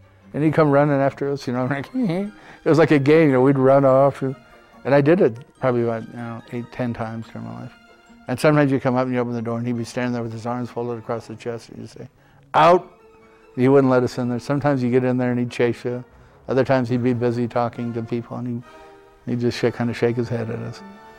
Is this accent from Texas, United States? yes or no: no; Helena, Montana, United States; also born or lived in Seattle, Washington; they came back to Helena. And I grew up there